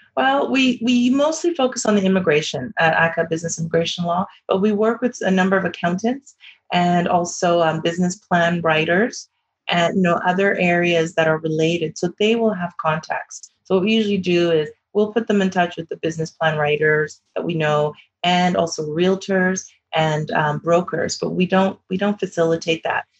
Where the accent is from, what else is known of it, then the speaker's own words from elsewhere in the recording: Vancouver, British Columbia, Canada; I'm originally from Vancouver, which is where I grew up